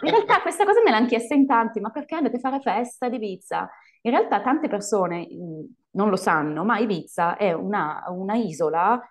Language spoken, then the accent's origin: Italian; Italy; moved away as an adult; also born or lived in United States / Colombia / Spain; sono tornata in Italia e poi vabbè sono andata di nuovo in Spagna perché io non ce la faccio stare ferma nel mio paese